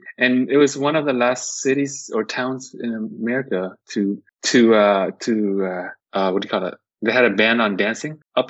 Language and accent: English; Orange County, California, United States; now in San Jose, United States; I'm from Orange County.